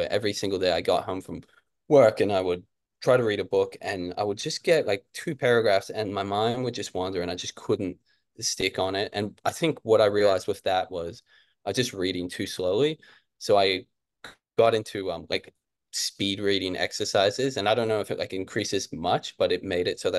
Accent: Brisbane, Queensland, Australia; also born or lived in Kentucky; I grew up here in Brisbane, and when I was like real young, we moved back to Kentucky. So I'm half American.

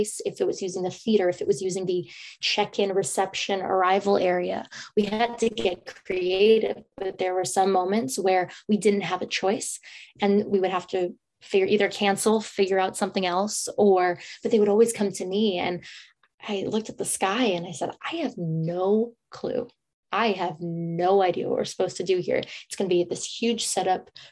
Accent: San Francisco, California, United States; most of my life, I grew up in San Francisco

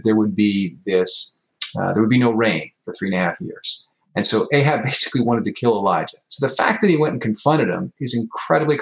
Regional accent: United States; as an American

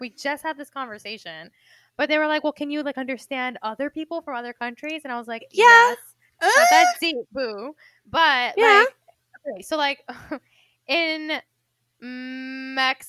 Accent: Cuba; accent: Cuban; here I am with my Cuban accent

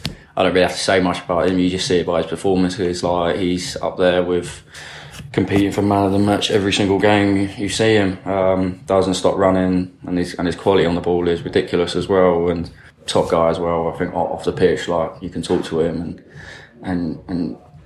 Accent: Charlton, London, United Kingdom; As growing up in Charlton as well, like you know about Luton, so it's like, you can't dismiss it, really.

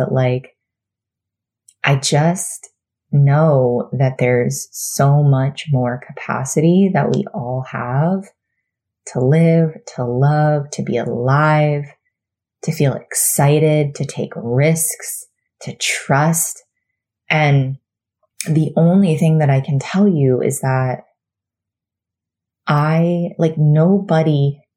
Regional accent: Florida, United States; moved away as an adult; now in North Carolina, United States; we were, you know, born and raised in Florida, 36 years for me

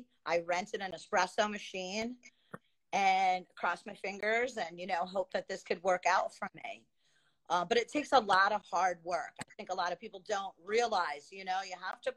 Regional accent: Long Island, New York, United States; moved away as an adult; now in Queensbury, United States; I grew up on Long Island, lived on Long Island. I moved up to the Adirondacks, to the Lake George area, Queensbury.

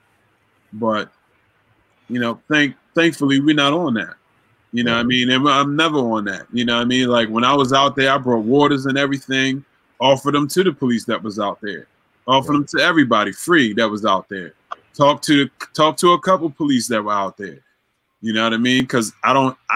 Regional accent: Baltimore, Maryland, United States; growing up in Baltimore and the things that I saw

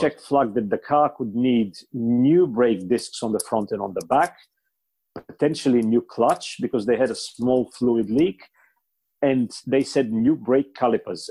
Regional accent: Bulgaria; first language Bulgarian; English is a second language; moved away; my native Bulgarian

